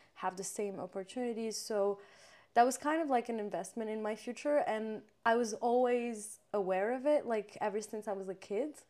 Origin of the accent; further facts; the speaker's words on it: Morocco; moved away as an adult; growing up in Morocco